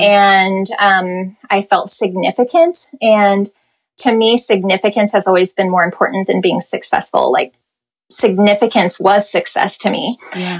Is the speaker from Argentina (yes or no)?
no; Midwest, United States; moved away as an adult; also born or lived in Los Angeles; growing up in the Midwest, growing up very sheltered